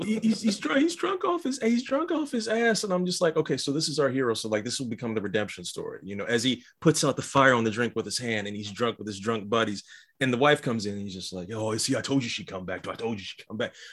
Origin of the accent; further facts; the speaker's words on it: Midwest, United States; When I grew up in the Midwest, we had them too.